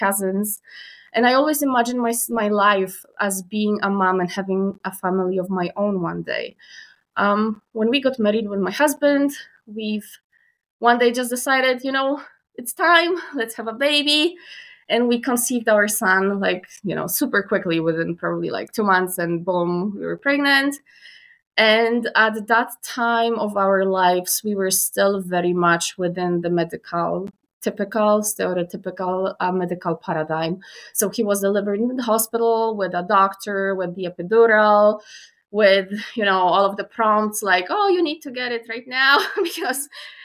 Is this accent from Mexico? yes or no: no; Poland; moved away as an adult; now in Canada; I was raised still in Poland. My family stayed there and I was raised there